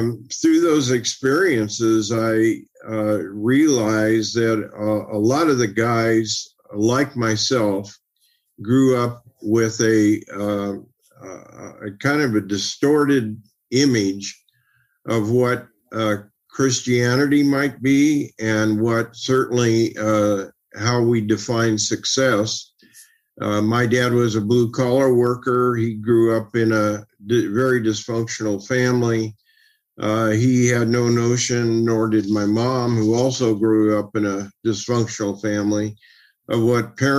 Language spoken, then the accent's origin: English; Oakland, California, United States; I grew up in East Oakland during a tumultuous time in that area of the country